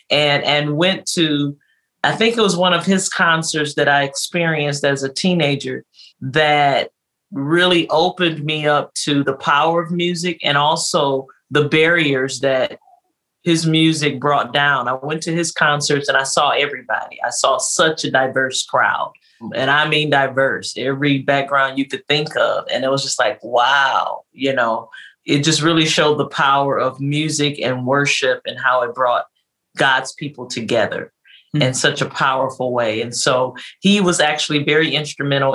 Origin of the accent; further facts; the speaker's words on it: Detroit, Michigan, United States; I was born and raised in Detroit, Michigan.